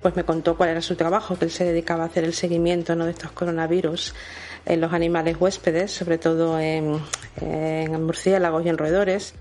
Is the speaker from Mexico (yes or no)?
no; Cádiz, Andalusia, Spain; Somos todos muy gaditanos